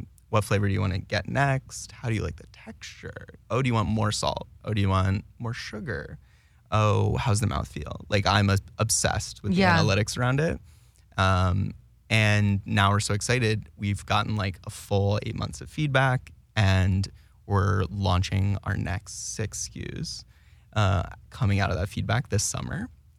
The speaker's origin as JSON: {"language": "English", "town": "Plano", "region": "Texas", "country": "United States", "tie": "born or raised there", "said": "I grew up in Plano, Texas, headquarters of Frito-Lay."}